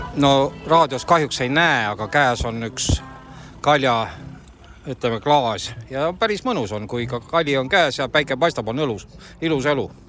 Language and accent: Estonian; Põltsamaa, Jõgeva County, Estonia; isegi ema on siitpoolt kandist pärit